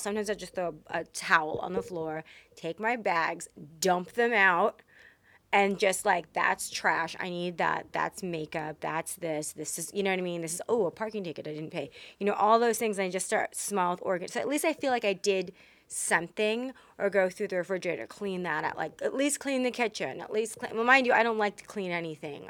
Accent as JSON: {"language": "English", "region": "Texas", "country": "United States", "tie": "born or raised there", "said": "I was raised in Texas"}